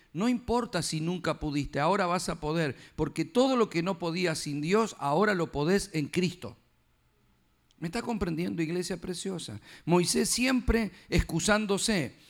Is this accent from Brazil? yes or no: no; Argentina; yo como argentino